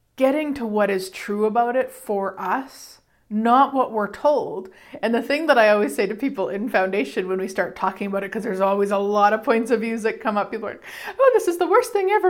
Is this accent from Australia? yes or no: no; Canada; I'm Canadian